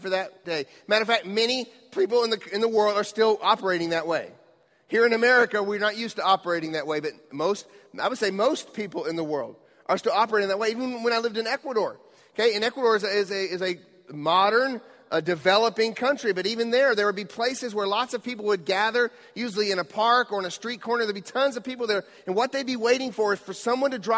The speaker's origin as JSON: {"language": "English", "country": "United States", "said": "As American Christians"}